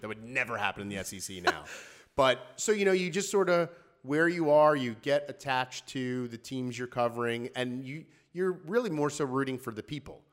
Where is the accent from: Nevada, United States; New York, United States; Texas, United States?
New York, United States; Long Island; moved away as an adult; now in Washington, D.C., United States; I grew up on Long Island